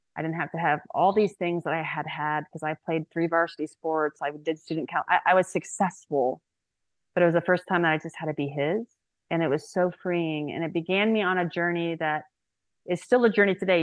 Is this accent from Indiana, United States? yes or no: yes; Indiana, United States; now in Houston, United States; I grew up in Indiana. I live in Houston now